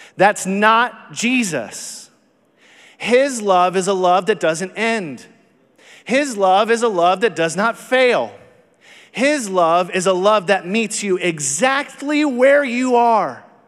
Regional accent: Texas, United States; I am from Texas

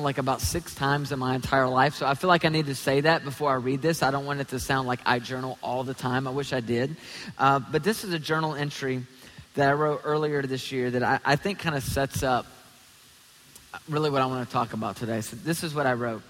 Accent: Tennessee, United States; also born or lived in Toledo, Ohio (family); I'm from Tennessee.

